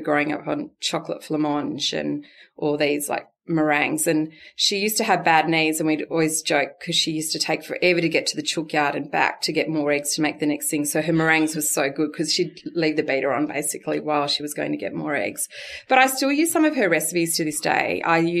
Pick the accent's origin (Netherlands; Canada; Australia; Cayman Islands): Australia; Walgett, New South Wales; now in Narrabri, Australia; I'm from Walgett